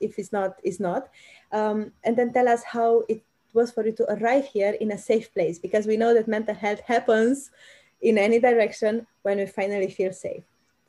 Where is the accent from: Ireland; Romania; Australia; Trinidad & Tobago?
Romania; first language Romanian; English is a second language; now in Netherlands; I moved into the Netherlands 5 years ago, but not as a refugee, as willingly. As a Romanian, I came here with my family and I couldn't speak English or Dutch. I just had to taught myself English and I'm still learning Dutch.